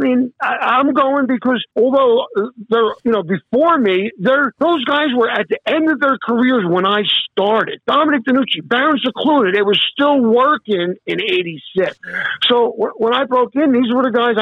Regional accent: New Jersey, United States; I came from fucking North New Jersey

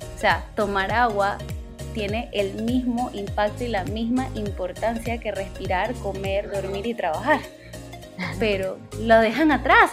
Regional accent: Panama; yo soy panameña, aunque muchas veces me confundan con otras nacionalidades, sí, soy 100% panameña

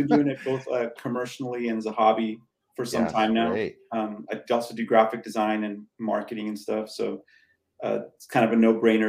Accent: California, United States; I'm from California.

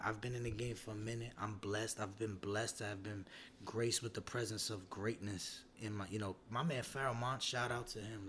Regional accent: New York City, New York, United States; I'm from Brooklyn

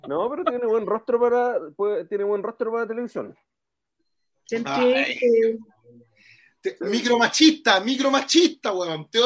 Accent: Maracaibo, Zulia, Venezuela; Eh, vengo de Maracaibo, vengo de Maracaibo.

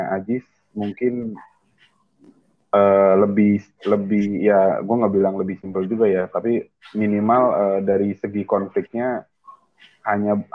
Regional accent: Indramayu, West Java, Indonesia; di kampung di, di, uh, di kampung gue di Indramayu

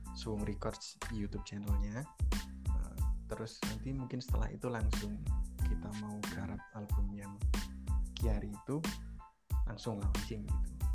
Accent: Java, Indonesia; saya orang Jawa background dari kesenian Jawa

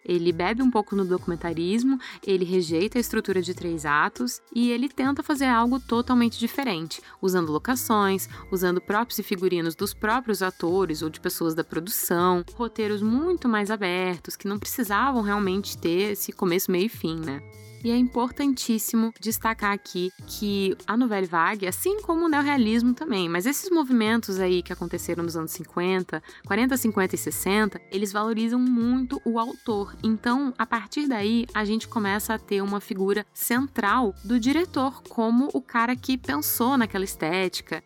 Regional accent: Brazil; somos brasileiros

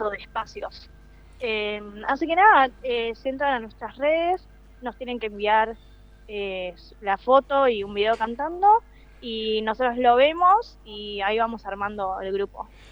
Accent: Banfield, Buenos Aires Province, Argentina; moved away as an adult; now in New York, United States; estudiando en Banfield, de donde soy

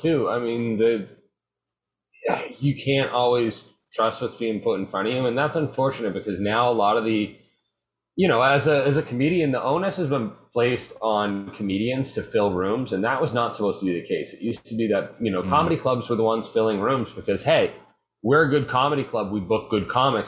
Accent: Marion, Massachusetts, United States; moved away; I'm from Marion, which is a town near Cape Cod

